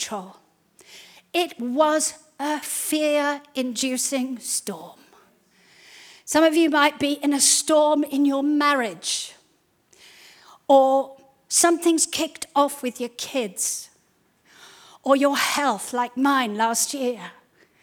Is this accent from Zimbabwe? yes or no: yes; Zimbabwe; when we were growing up in Zimbabwe